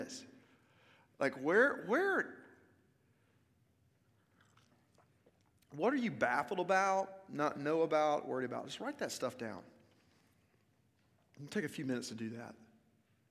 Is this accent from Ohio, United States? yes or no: no; Little Rock, Arkansas, United States; also born or lived in Memphis, Tennessee / Cleveland, Mississippi; now in Franklin, United States; I'm originally from Little Rock, Arkansas